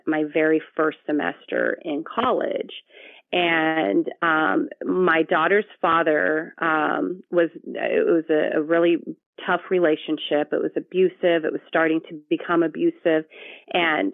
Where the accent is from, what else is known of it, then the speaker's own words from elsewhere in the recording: Victorville, California, United States; also born or lived in Long Beach, California / Eastvale, California; I grew up further into the desert, Victorville, California. That's where I spent most of my childhood until I left for college